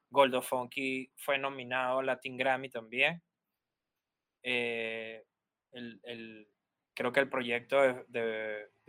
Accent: Barquisimeto, Lara, Venezuela; yo tenía que ir de mi ciudad en Barquisimeto, a ocho horas en Caracas para conectar con el graffiti de Caracas

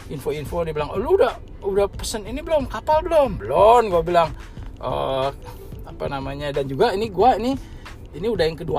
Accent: Indonesia; wah selama ini gue waktu dari kecil sampai gede di Indo gitu yang udah biasa denger beginian tiba-tiba hilang gitu nah saat ini gue balik ke Indo kedengeran lagi gitu

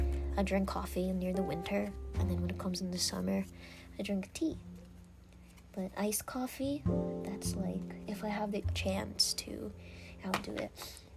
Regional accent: Philippines; I'm, like I said, I'm Filipina, and we grew up with the knowledge of Filipino time.

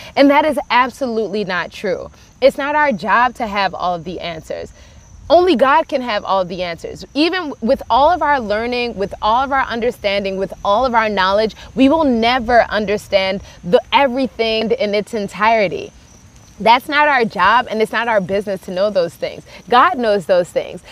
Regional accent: Baltimore, Maryland, United States; I grew up in Baltimore, Maryland, and I was raised in a very traditional Nigerian home

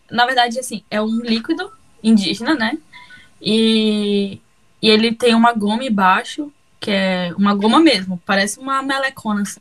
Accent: Alagoas, Brazil; also born or lived in Recife; now in Pará, Brazil; eu tô no norte agora, né? Tô no Pará e só que eu sou do Nordeste, eu sou de Alagoas. Só que eu nunca morei em Alagoas de fato, eu morei em Recife. Então, tipo, é uma mistureba.

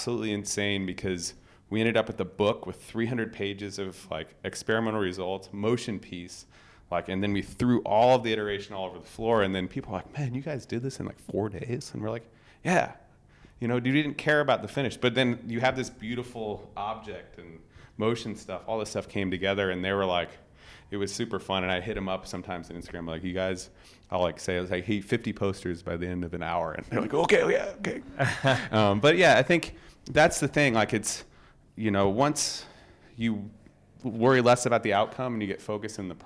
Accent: United States; as an American designer

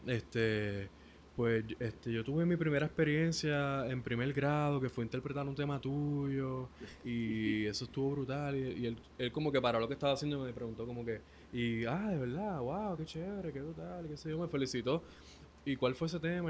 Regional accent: Ponce, Puerto Rico; yo vivía con mi mamá en el Tuque, en los bajos de la casa de mi tía, que ahí fue donde yo me crié, en Ponce.

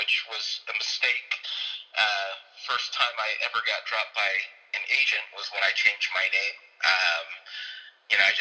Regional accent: Beverly Hills, California, United States; growing up in Beverly Hills, being two black kids in our whole grade

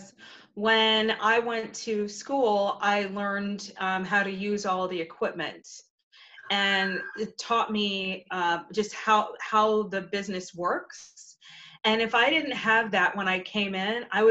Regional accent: New Rochelle, New York, United States; moved away as an adult; now in Memphis, United States; I am from New Rochelle, New York.

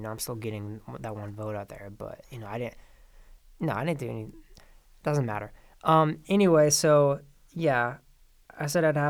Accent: Prescott, Arizona, United States; I was still registered in Arizona, in Yavapai County, actually, because I'm from Prescott.

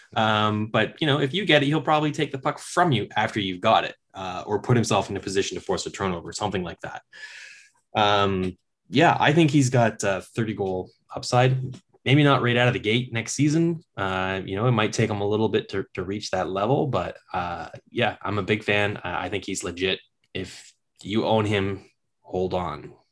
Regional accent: Kingston, Ontario, Canada; I'm from Kingston.

